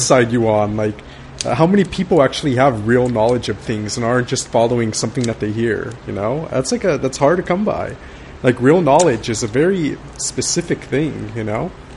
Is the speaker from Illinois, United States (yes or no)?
no; Baldwin Park, California, United States; I grew up in in Baldwin Park